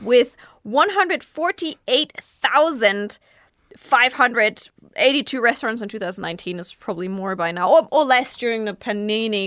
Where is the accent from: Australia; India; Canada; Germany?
Germany; Bavaria; now in Japan; you can tell I come from Bavaria